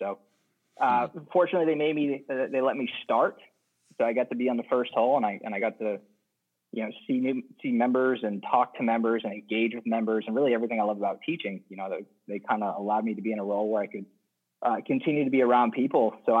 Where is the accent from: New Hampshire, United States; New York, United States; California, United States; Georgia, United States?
New Hampshire, United States; southern; also born or lived in Framingham, Massachusetts / Natick, Massachusetts; now in Atlantic Beach, United States; Yeah, so I grew up just outside of Boston, kind of in southern New Hampshire and west of the city, kind of the Framingham Natick area when I was very young, and grew up in southern New Hampshire, went to school in southern New Hampshire